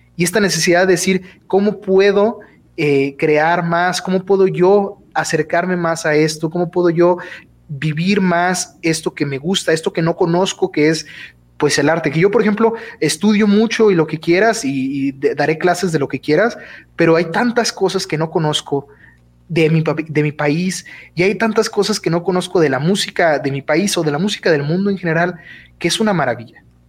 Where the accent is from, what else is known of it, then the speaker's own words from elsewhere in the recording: Durango, Mexico; soy de Durango, Durango, este, orgullosamente de, aquí del estado de Durango